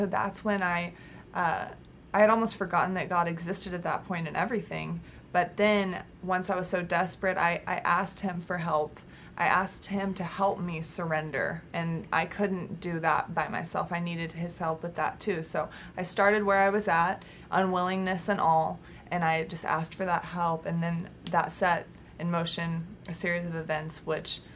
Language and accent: English; Texas, United States; now in California, United States; I was from Texas but out in California